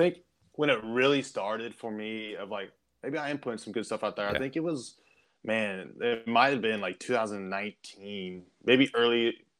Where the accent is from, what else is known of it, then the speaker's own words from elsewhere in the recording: Kansas City, Kansas, United States; so originally from Kansas City area, I grew up on the Kansas side.